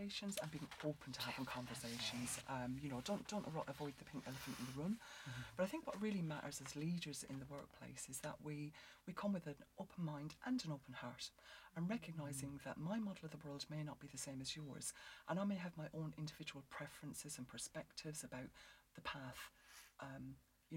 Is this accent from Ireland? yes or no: yes; Ireland; because I'm Irish